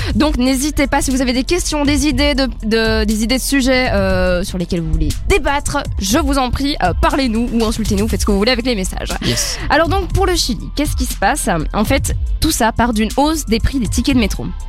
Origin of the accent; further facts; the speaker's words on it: Belgium; en tant que Belge